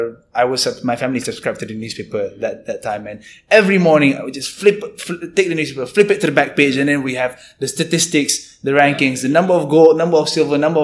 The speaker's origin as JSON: {"language": "English", "country": "Malaysia", "said": "as a Malaysian"}